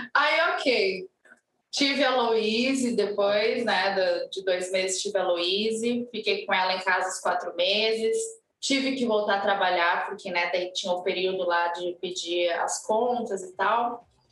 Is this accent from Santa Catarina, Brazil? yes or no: no; Porto Alegre, Rio Grande do Sul, Brazil; now in Palhoça, Brazil; Eu sou gaúcha. É, o meu marido é de Santa Maria, eu sou de Porto Alegre